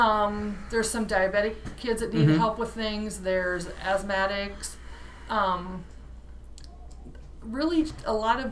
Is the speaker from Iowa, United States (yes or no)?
yes; Morning Sun, Iowa, United States; I am from Morning Sun, Iowa, little dinky town. My husband is also from Morning Sun.